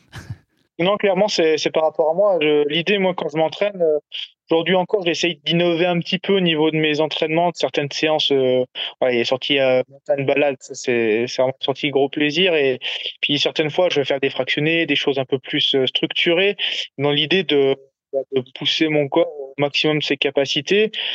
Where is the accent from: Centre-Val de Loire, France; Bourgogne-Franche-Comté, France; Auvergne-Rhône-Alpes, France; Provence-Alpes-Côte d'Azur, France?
Auvergne-Rhône-Alpes, France; Savoie; also born or lived in Grenoble; now in Haute-Savoie, France; je suis originaire de Savoie